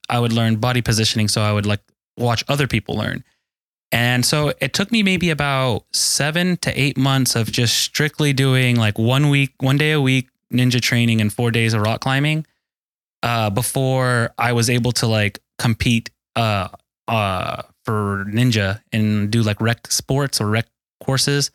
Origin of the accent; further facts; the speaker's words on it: Mesquite, Texas, United States; 31 year old from Dallas, Texas. I grew up in Mesquite specifically, uh, Mesquite, East Dallas area.